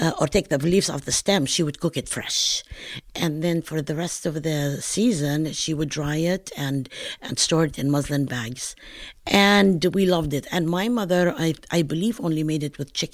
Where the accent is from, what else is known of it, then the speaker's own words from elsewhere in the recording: northern Palestine, Palestine; accent: northern Palestinian; moved away; also born or lived in Wilmington, Delaware; my regional accent of northern Palestine